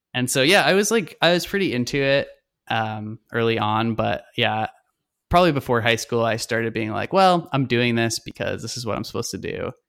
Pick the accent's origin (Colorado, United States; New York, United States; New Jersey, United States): New York, United States; Long Island; I grew up in New York. I grew up on Long Island, in the center okay. of the island, so the suburbs basically